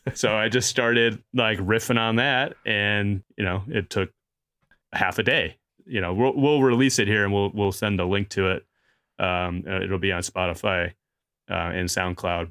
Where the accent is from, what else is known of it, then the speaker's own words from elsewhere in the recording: Chicago, Illinois, United States; growing up in Chicago